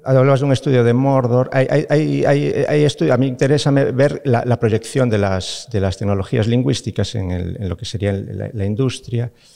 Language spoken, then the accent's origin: Spanish; Galicia, Spain; siendo gallego